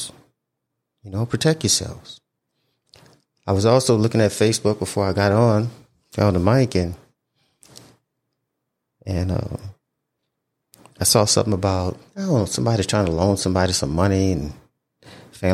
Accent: Houma, Louisiana, United States; moved away as an adult; my hometown

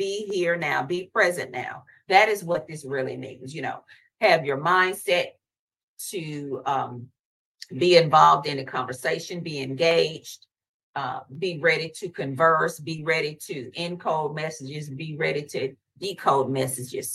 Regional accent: the South, United States; I'm from the South

